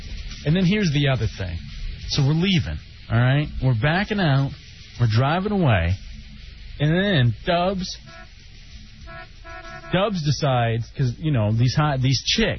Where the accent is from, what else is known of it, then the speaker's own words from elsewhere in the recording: Dallas, Texas, United States; moved away; also born or lived in Ann Arbor, Michigan / Lansing, Michigan; They're from Dallas, my hometown.